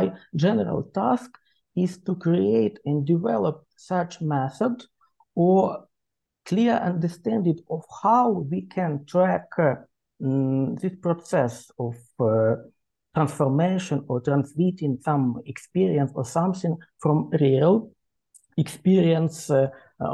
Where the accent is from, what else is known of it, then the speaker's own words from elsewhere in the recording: Ukraine; English is a second language; I'm Ukrainian and I'm an historian by training.